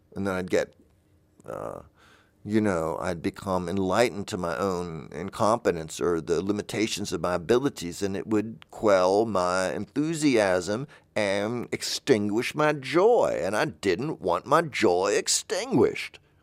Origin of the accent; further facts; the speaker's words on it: the South, United States; I'm from the South